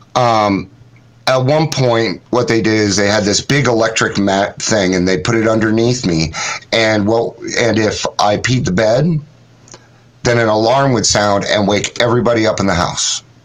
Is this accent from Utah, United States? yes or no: yes; Ogden, Utah, United States; I grew up in um, Utah I was born in Ogden, Utah in 1970